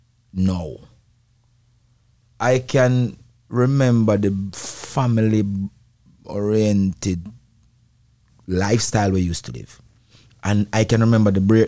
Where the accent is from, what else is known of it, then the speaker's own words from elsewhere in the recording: Spanish Town, Saint Catherine, Jamaica; And firstly, I grew up in a yard, a dance hall, where my family have a little sound system. Not a big sound in Jamaica